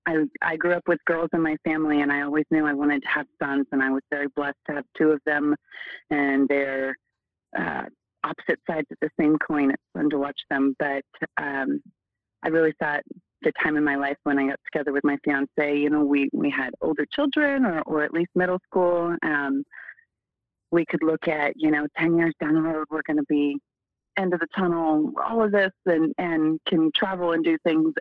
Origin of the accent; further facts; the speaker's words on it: Oregon, United States; moved away as an adult; now in Arizona, United States; I I'm from Oregon originally. I've been in Arizona for almost 15 years